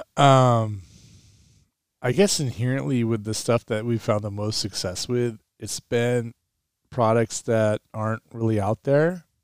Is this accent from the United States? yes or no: yes; Pumpkin Ridge area, Oregon, United States; They brought Tiger Woods to my hometown.